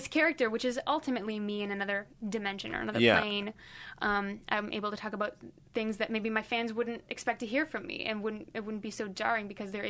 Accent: Philippines; like I grew up in the Philippines, and saying stupid is a really mean and really horrible thing to say there.

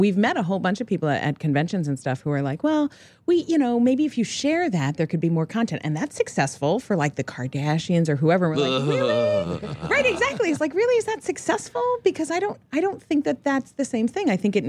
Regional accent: New York, United States; And I will tell you that I grew up in New York

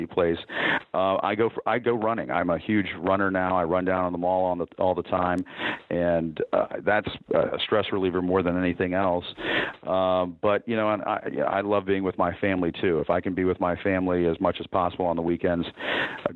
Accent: United States; I grew up in this country. I'm an American

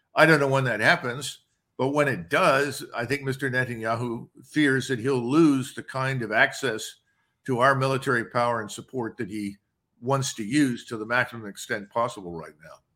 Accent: United States; I'm an American

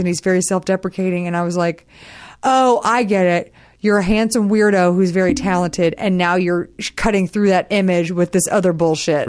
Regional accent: Texas, United States; I'm from Texas

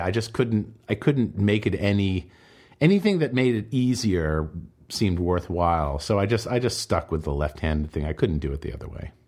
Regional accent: Boston, Massachusetts, United States; now in New York City, United States; I was born in Boston, I was raised in Boston, uh, or outside in the suburbs of Boston

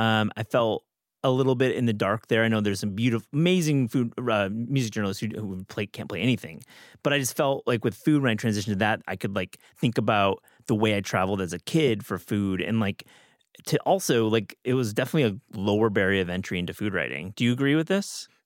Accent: Michigan, United States; accent: Midwestern; moved away; also born or lived in Wisconsin; I'm from Michigan. I went to school in Wisconsin

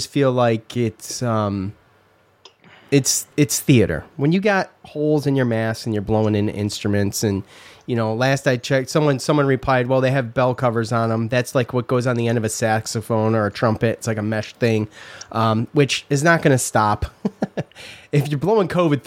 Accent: Syracuse, New York, United States; moved away; We grew up in Syracuse.

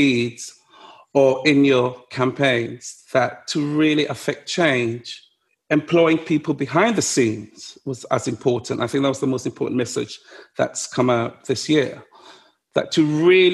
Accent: London, United Kingdom; I grew up in Ludwood Grove, you know, where being stopped by the police was part of daily life

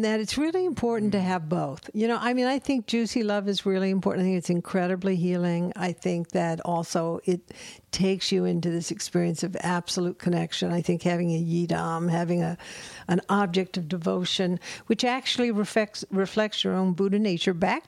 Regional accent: the South, United States; I'm from the South

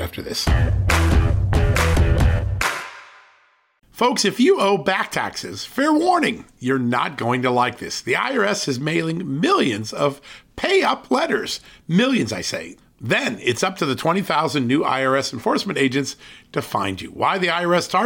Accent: Virginia, United States; my home state of Virginia

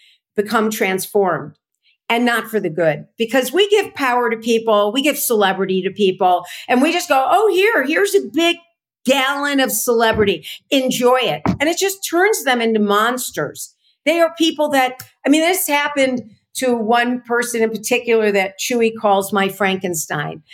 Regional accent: Chicago, Illinois, United States; also born or lived in California; I came back to Chicago from California, where I used to run political campaigns

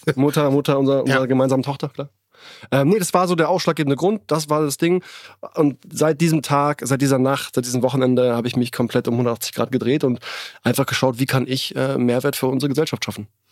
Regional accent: Berlin, Germany; ich bin in Berlin geboren

